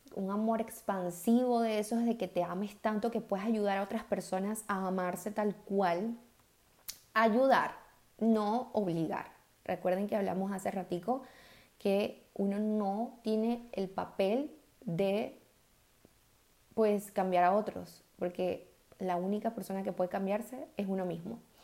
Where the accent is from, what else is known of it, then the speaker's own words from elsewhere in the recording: Venezuela; del país de donde yo soy, que es Venezuela